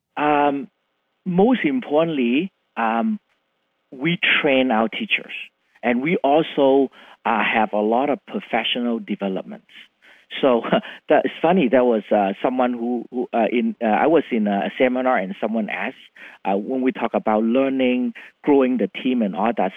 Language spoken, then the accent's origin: English; Vietnam; English is a second language; moved away as an adult; also born or lived in Philippines / Canada; now in Seattle, United States; born in Vietnam